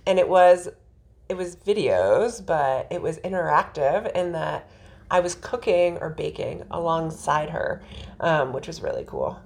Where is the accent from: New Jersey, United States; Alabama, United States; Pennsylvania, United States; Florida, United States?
New Jersey, United States; the jersey in me